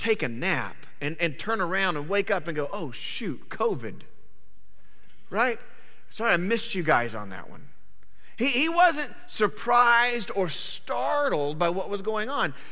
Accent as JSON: {"language": "English", "town": "Panama City", "region": "Florida", "country": "United States", "tie": "born or raised there", "moved": "yes", "said": "We grew up for about 5 years of our life in Panama City, Florida."}